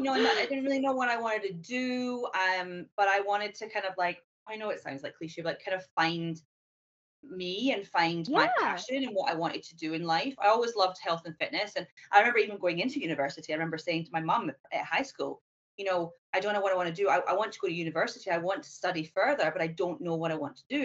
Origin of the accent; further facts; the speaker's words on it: Scotland, United Kingdom; moved away as an adult; also born or lived in Edinburgh; now in Hong Kong; I'm originally from Scotland, um, but I have traveled numerous places. I'm now living